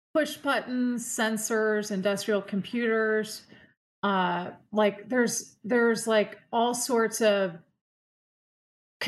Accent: San Diego, California, United States; moved away as an adult; also born or lived in Milwaukee / Chicago; now in Philadelphia, United States; I'm actually from San Diego

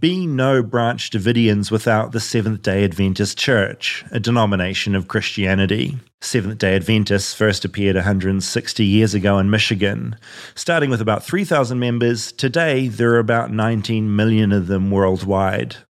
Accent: New Zealand; now in United States; I'm from New Zealand

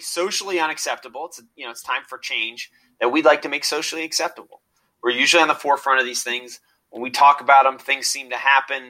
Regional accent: Iowa, United States; I grew up in Iowa

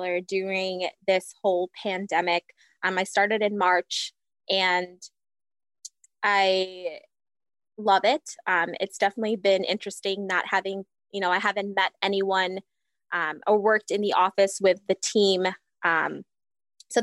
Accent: Fiji; also born or lived in Hawaii; now in Wisconsin, United States; I'm originally from Fiji. Lived there for majority of my life and then moved to Hawaii

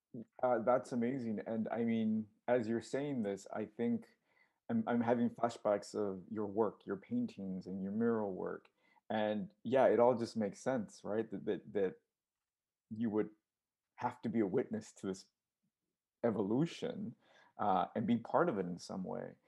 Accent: United States; I'm Mexican American, but I have no roots in Mexico. All my family's here

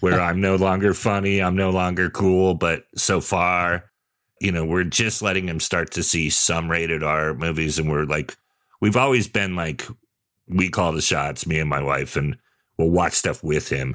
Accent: Sonoma, California, United States; also born or lived in Redwood City, California / San Jose, California; I grew up in Redwood City and San Jose first. So by the time I moved to Sonoma

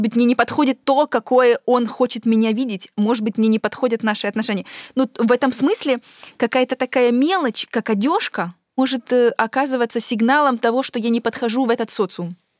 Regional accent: Ukraine; moved away as an adult; also born or lived in Europe; я когда уехала из Украины и э, переехала в Европу

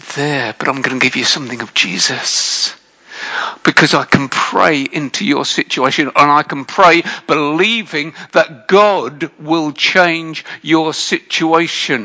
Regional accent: United Kingdom; I'm British.

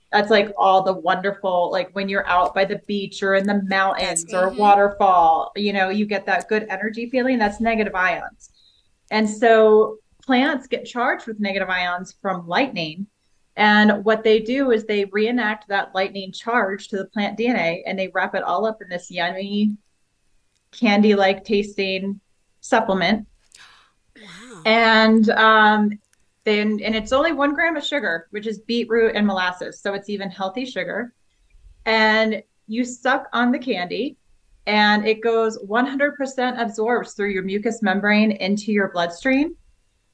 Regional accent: Boulder, Colorado, United States; I'm from Boulder, Colorado

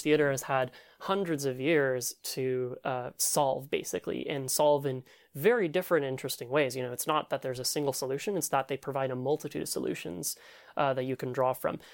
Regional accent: Louisville, Kentucky, United States; I grew up in Louisville, Kentucky

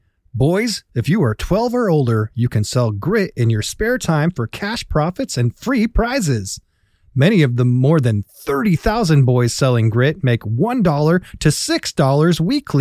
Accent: East Coast, United States; I'm from the East Coast.

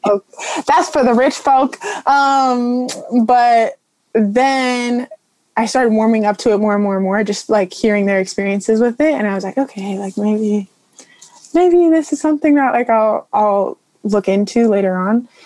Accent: Morro Bay, California, United States; I'm from Morro Bay, California

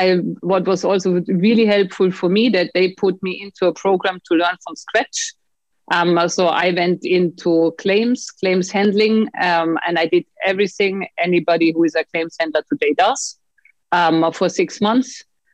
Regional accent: Bavaria, Germany; also born or lived in Austria; But I grew up half in the city, half in the mountains, in between Bavaria and Austri

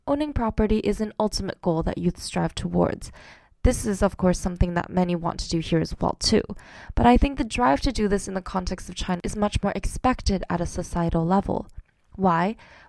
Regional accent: Canada; as a Canadian

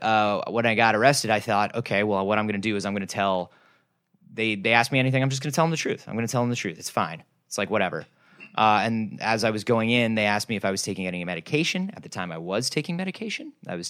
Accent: United States; we as American people

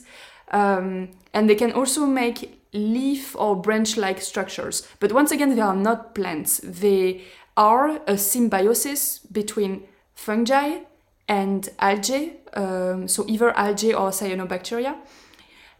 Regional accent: France; moved away; I'm going to be able to go back to France

